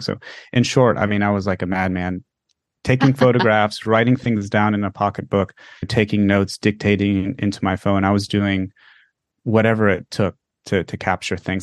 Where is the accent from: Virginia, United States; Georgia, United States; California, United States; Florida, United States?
Florida, United States; I come from Florida